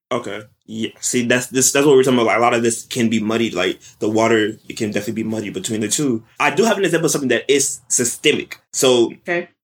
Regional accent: West Palm Beach, Florida, United States; moved away; I'm originally from West Palm Beach, Florida, South Florida

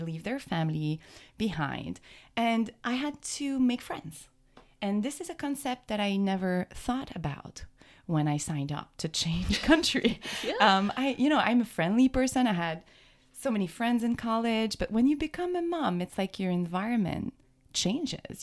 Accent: Quebec, Canada; moved away as an adult; also born or lived in Boston area; now in Boston, United States; we're from canada we're from um, quebec that's where my accent comes from

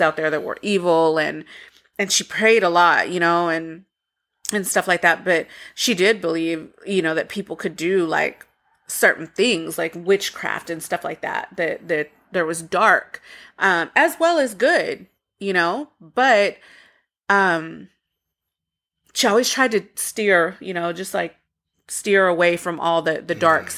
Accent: Waco, Texas, United States; growing up in Waco, we had a mobile home

